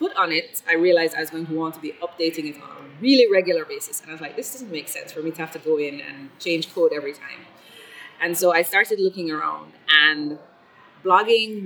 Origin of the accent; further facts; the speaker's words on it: Kingston, Jamaica; also born or lived in Scotland / Belgium / Miami / Italy; I spent most of my life in Jamaica, in Kingston, Jamaica, the capital